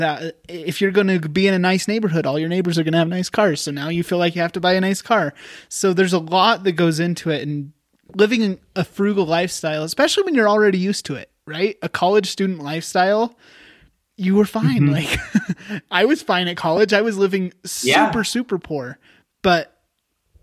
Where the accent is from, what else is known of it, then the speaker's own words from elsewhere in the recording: Wyoming, United States; moved away as an adult; also born or lived in Utah; I moved home. I'm originally from Wyoming. So I'm back here.